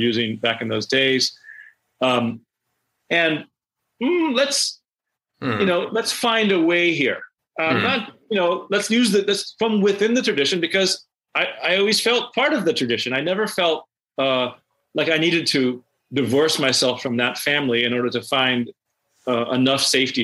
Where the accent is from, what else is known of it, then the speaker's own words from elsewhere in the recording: Omaha, Nebraska, United States; also born or lived in Manhattan, New York; now in New York, United States; suburban white middle class culture in which I grew up in Omaha